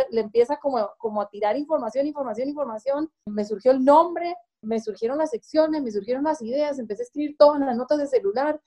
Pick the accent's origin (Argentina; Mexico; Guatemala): Argentina; moved away; yo soy de Argentina